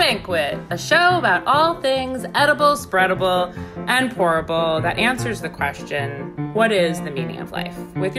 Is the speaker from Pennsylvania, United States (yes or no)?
no; Northport, New York, United States; I'm from Long Island, so how dare you?